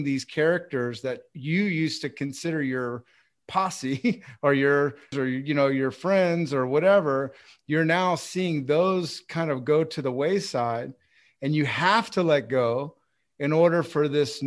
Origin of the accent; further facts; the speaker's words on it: Texas, United States; I'm from Texas